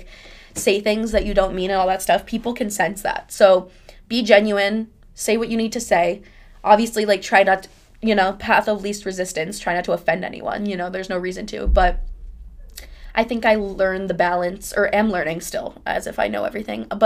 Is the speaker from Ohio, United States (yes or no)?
no; Miami, Florida, United States; also born or lived in Boca Raton, Florida; I'm from Miami